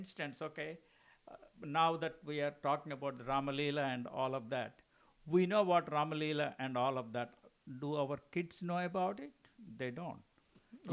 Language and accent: English; Guntur, Andhra Pradesh, India; also born or lived in Chittoor / Madras; I grew up in Guntur, born in Chittur, grew up in Guntur